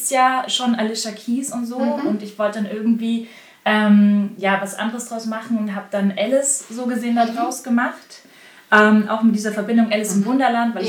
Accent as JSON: {"language": "German", "region": "Bavaria", "country": "Germany", "tie": "born or raised there", "moved": "yes", "lives_now": "Berlin, Germany", "said": "ich komme ja aus Bayern"}